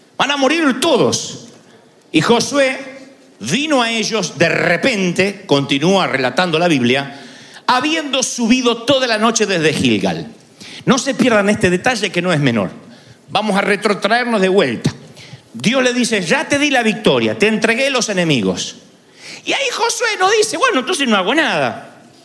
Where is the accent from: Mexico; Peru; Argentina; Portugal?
Argentina; siendo argentino